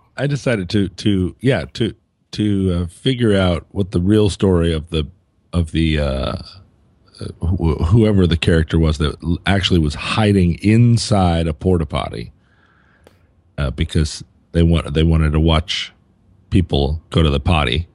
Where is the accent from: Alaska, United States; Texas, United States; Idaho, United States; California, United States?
Alaska, United States; Anchorage; moved away; I was flying from Anchorage, Alaska, my hometown